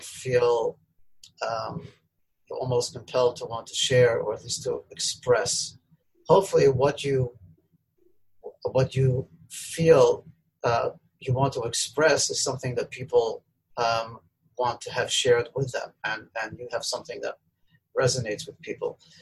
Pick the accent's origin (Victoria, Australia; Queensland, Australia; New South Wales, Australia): Victoria, Australia; Melbourne; I grew up in Melbourne, Australia.